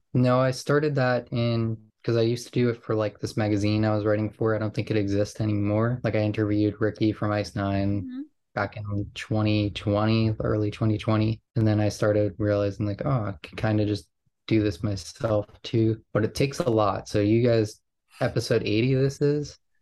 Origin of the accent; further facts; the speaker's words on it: New York, United States; growing up in New York